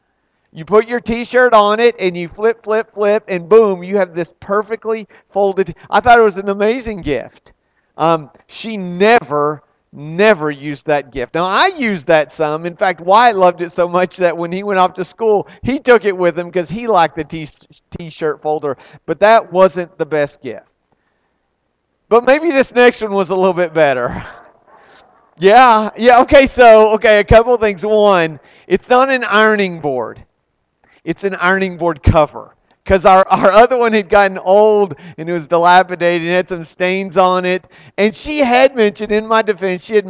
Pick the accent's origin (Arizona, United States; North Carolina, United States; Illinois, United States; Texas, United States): Texas, United States; I'm a guy from Texas